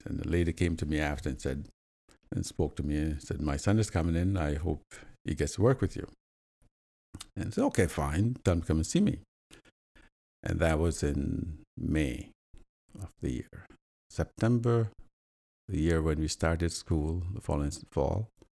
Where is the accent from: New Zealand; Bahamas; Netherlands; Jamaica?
Jamaica; moved away as an adult; now in London, Canada; back in my home country, Jamaica, we do burn sugarcane